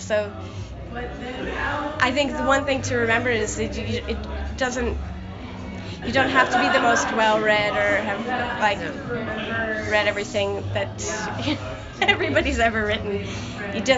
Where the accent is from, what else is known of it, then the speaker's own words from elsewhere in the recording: United States; moved away; I'm from America